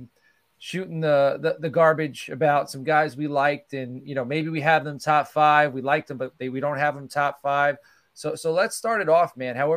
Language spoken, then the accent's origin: English; New York, United States; I grew up in New York